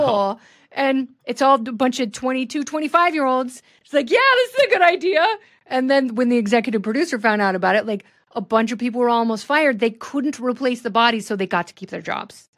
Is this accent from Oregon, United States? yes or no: yes; Portland, Oregon, United States; I grew up in Portland.